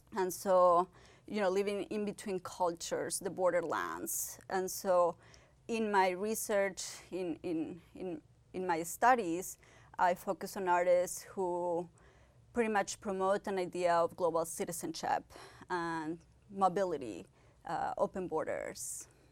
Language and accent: English; Ciudad Juárez, Chihuahua, Mexico; moved away as an adult; also born or lived in Pittsburgh, United States; I was born in Chihuahua, Mexico, and I basically grew up in Ciudad Juarez, the border between United States and Mexico.